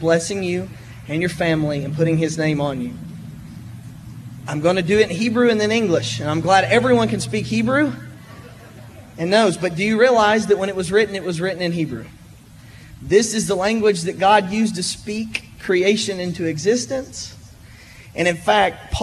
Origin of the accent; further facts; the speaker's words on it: Friendsville, Tennessee, United States; this is my brother …. We're from Friendsville